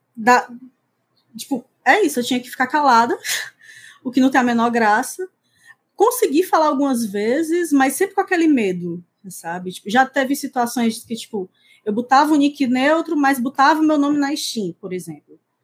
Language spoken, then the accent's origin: Portuguese; Fortaleza, Ceará, Brazil; eu sou de Fortaleza, nasci em Fortaleza, moro aqui até hoje